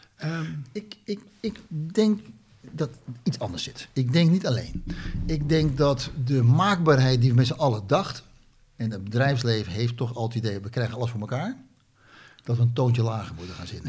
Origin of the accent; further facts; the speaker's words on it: Netherlands; Ik ben ook Nederlander